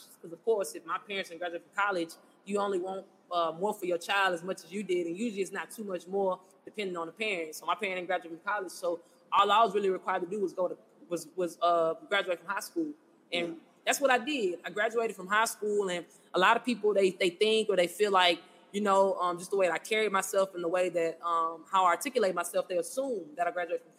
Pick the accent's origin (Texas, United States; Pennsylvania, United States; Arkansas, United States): Texas, United States; Houston; I'm from Houston, born and raised. So, grew up right here in Houston in the A-Leaf area, side of town